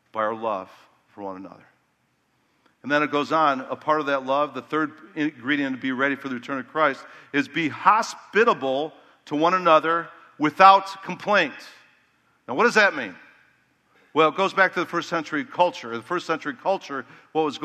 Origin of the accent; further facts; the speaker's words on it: Chicago, Illinois, United States; I was from Chicago where it's more cutthroat